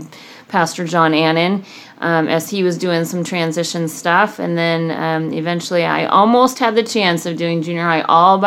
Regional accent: Southern California, United States; also born or lived in Hume Lake, California; now in Clovis, United States; I grew up in Southern California

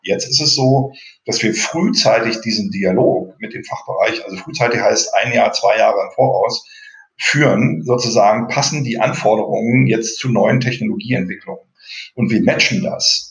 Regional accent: East Germany, Germany; moved away as an adult; also born or lived in Dresden / United States; gelernter DDR-Bürger

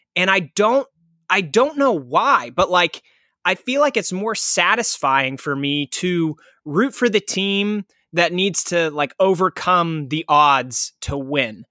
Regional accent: Pittsburgh, Pennsylvania, United States; I'm from Pittsburgh

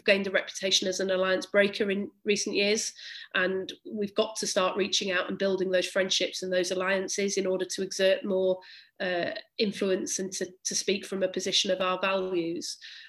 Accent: Bury, North West England, United Kingdom; But I'm, you know, I grew up in Bury, and the same is true there.

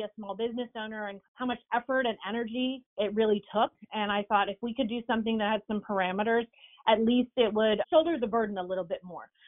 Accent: New Jersey, United States; now in Tennessee, United States; I'm a New Jersey girl currently living in Tennessee.

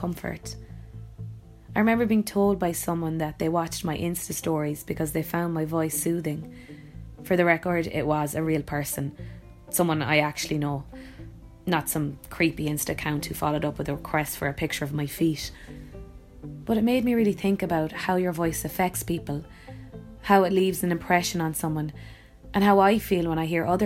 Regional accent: Youghal, Munster, Ireland; I'm an actor from Youghal in County Cork.

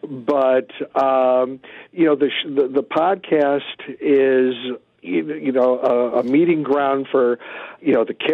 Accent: Chicago, Illinois, United States; born or raised there

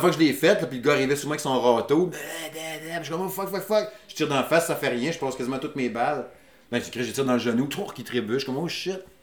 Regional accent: Saguenay, Quebec, Canada; moved away as an adult; je suis natif du Saguenay. Puis je déménageais à Québec

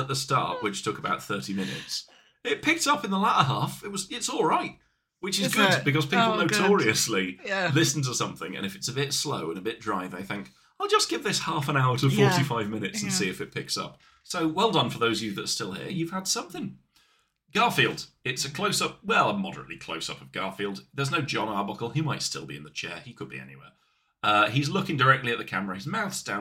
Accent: England, United Kingdom; we're English

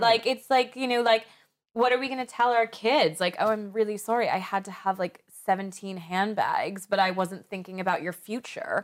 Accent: United States; moved away as an adult; also born or lived in Paris, France; when I was growing up in America and going to the mall every weekend

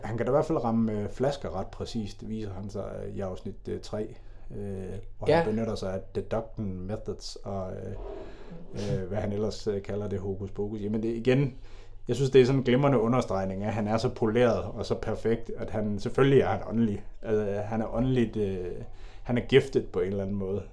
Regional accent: Denmark; du og jeg er jo også fra Jylland

